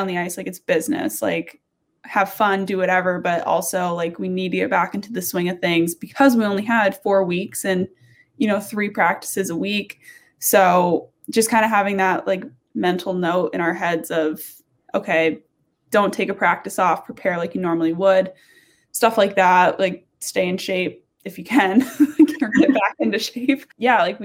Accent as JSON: {"language": "English", "region": "Vermont", "country": "United States", "said": "I'm from Vermont. So I quarantined in Vermont"}